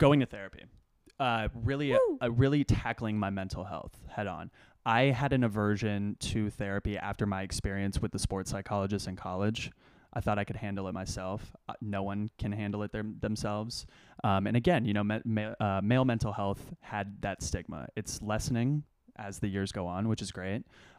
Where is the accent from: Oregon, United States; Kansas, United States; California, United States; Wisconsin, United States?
California, United States; Los Angeles; Simple story. I grew up on Roxbury Street in Los Angeles.